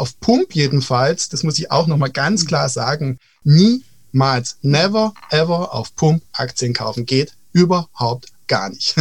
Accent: Baden-Württemberg, Germany; Ja, also wir sind ja aus Baden-Württemberg

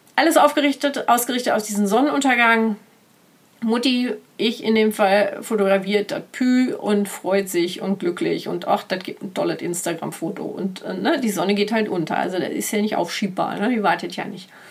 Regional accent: Ruhr area, North Rhine-Westphalia, Germany; moved away; sind wir weitergefahren in den Ruhrport, in meine alte Heimat

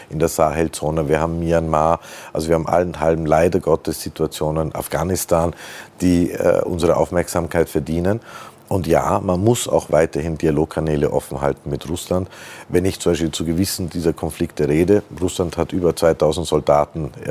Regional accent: Austria; Das sind wir äh, Österreicher bei Gott kein Einzelfall.

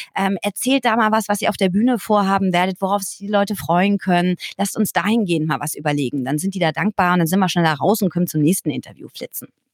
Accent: Bühl, Baden-Württemberg, Germany; Ich bin in Bühl bei Baden-Baden aufgewachsen

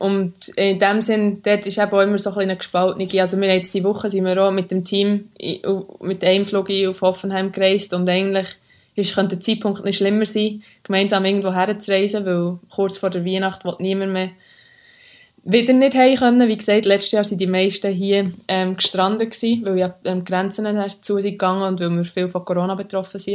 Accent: Switzerland; moved away as an adult; now in England, United Kingdom; wir sind aus Schweizer uns einfach die Großstädte nicht so gewöhnt

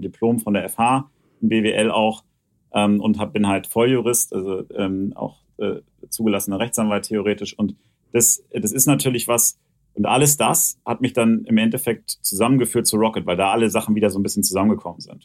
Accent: Hanover, Lower Saxony, Germany; ich komme ja gebürtig aus Hannover

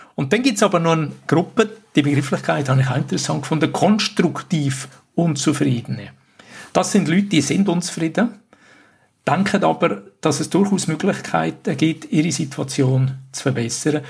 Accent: Switzerland; bei uns in der Schweiz

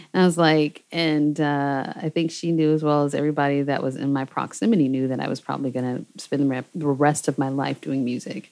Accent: Seattle, Washington, United States; moved away as an adult; also born or lived in Berlin, Germany; I'm from Seattle, Washington, which is West Coast

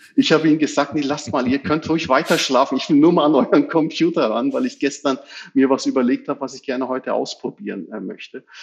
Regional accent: Germany; Wir sind alle hier in Deutschland geboren und äh, aufgewachsen, hier in die Schule gegangen

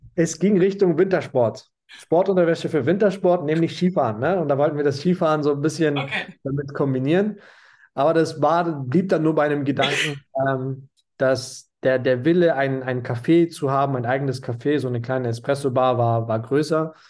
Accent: Munich, Bavaria, Germany; moved away as an adult; ich komme aus München, habe einen türkischen Migrationshintergrund

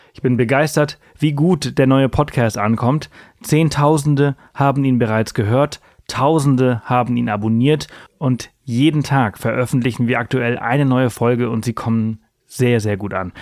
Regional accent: Spain; moved away; Ich bin in Spanien aufgewachsen

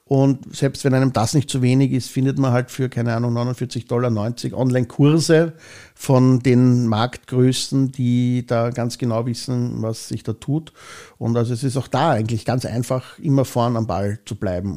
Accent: Vienna, Austria; ich bin in Hitzing aufgewachsen, ich bin hier geboren, ich bin hier zur Schule gegangen

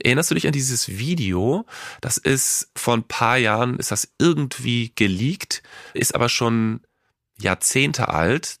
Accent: Cologne, North Rhine-Westphalia, Germany; Ich komme ja aus Köln

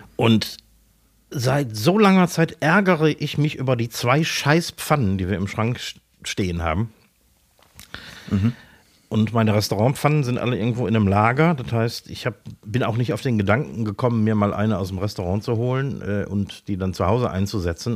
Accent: Essen, North Rhine-Westphalia, Germany; also born or lived in Mülheim an der Ruhr; ich wurde tatsächlich in, in Essen, Essen-Werden geboren

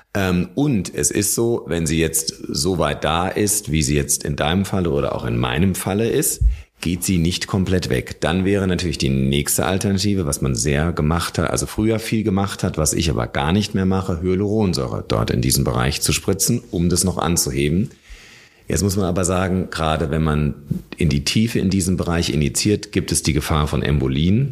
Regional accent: Germany; also born or lived in Munich; Bei uns in Deutschland

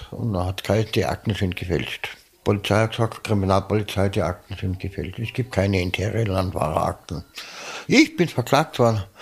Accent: Munich, Bavaria, Germany; Ich bin äh, Münchner, bin ein Giesinger, bin ein echter Giesinger, bin in München geboren

